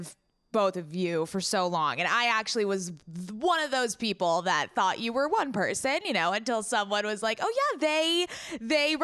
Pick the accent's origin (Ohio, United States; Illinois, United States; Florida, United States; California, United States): California, United States; San Diego; I am actually from San Diego, born and raised